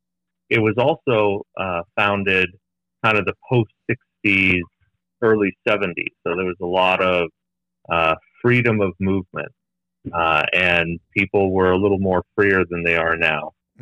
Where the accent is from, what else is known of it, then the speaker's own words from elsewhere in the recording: Los Angeles, California, United States; I was born and raised in Los Angeles, Northeast Los Angeles, in a small community called Eagle Rock